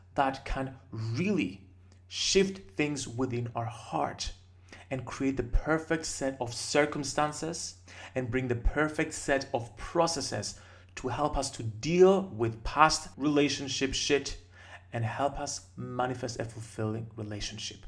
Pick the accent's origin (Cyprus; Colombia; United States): Cyprus; my home country of Cyprus